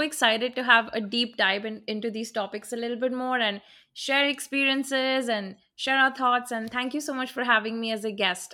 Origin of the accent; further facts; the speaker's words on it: Mumbai, Maharashtra, India; moved away as an adult; now in Jackson, United States; I'm originally from Mumbai, India